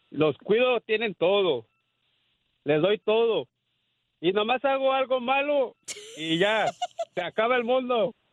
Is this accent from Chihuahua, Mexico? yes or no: no; Morelia, Michoacán, Mexico; De, mi, de Morelia, Michoacán.